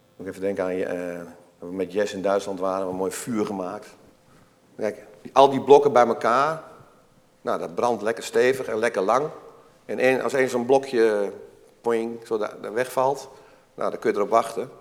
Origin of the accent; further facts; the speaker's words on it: Twente, Overijssel, Netherlands; Ik kom zelf ook uit Tukkenland.